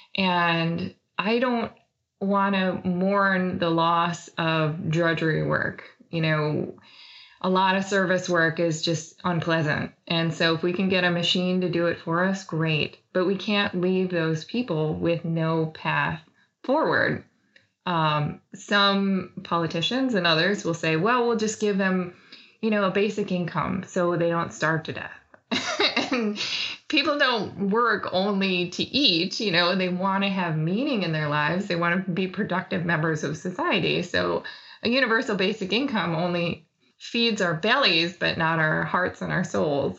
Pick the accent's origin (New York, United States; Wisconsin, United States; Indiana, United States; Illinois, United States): Wisconsin, United States; moved away; I grew up in the Midwest and in Wisconsin